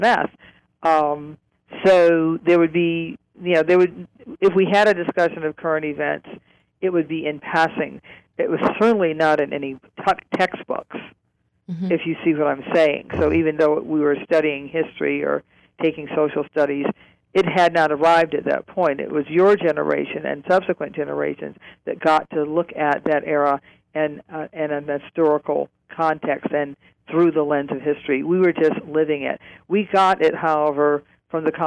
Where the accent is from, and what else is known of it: Cleveland, Ohio, United States; born or raised there